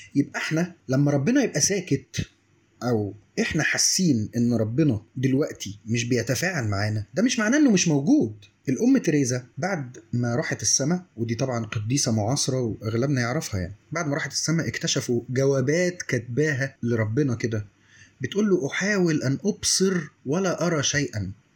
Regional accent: Egypt; واحنا كشعب مصري

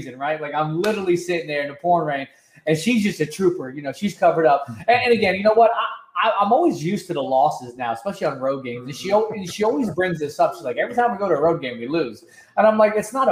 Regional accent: South Florida, United States; also born or lived in New York; I was born in New York. I moved down to South Florida when I was like 5 years old.

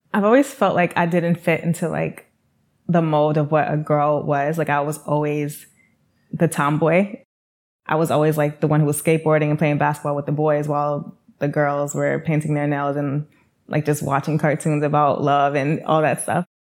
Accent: New York City, New York, United States; I am from New York City

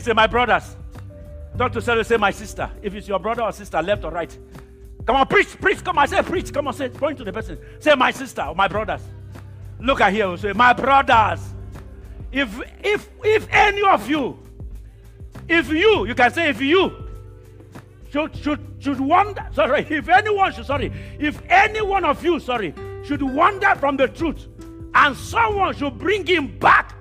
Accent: Nigeria; moved away; I come from Nigeria, but God brought me to this country.

